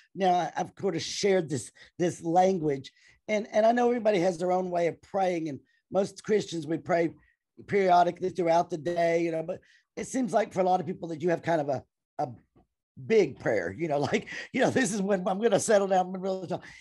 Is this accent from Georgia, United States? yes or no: no; Clarksville, Tennessee, United States; I am from Clarksville, Tennessee.